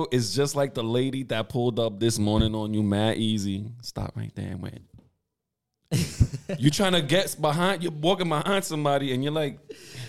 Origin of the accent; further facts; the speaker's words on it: New York City, New York, United States; As a New Yorker